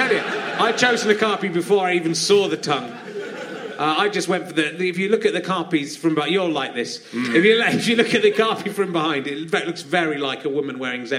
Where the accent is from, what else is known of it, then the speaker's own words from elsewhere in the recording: Cheddar, South West England, United Kingdom; I grew up in Cheddar in Somerset.